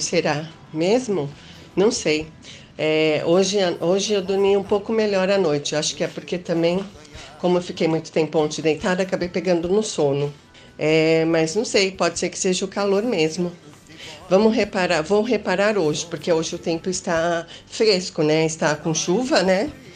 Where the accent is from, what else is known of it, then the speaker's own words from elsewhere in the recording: São Paulo, Brazil; eu não sou do norte, não. Eu sou aqui de São Paulo, é, na, da mesma cidade que a Beth, né? São Paulo, capital